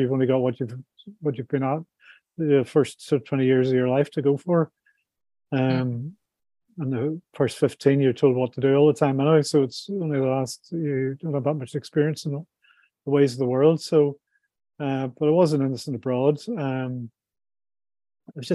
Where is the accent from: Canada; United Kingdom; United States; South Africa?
United Kingdom; Belfast, Northern Ireland; moved away as an adult; also born or lived in Dubai / London; I was brought up in Belfast in the 70s